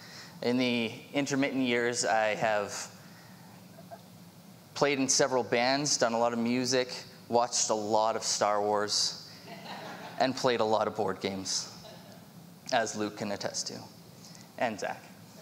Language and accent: English; Vancouver, British Columbia, Canada; moved away; But I was originally from Vancouver in 1998. My family moved out here, and so I begrudgingly came with them.